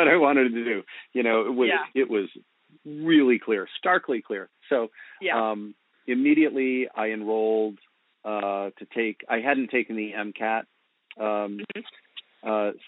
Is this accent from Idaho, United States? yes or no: no; Virginia Beach, Virginia, United States; moved away as an adult; also born or lived in Princeton, New Jersey / northern New Jersey; now in Lancaster, United States; I grew up in Virginia Beach, Virginia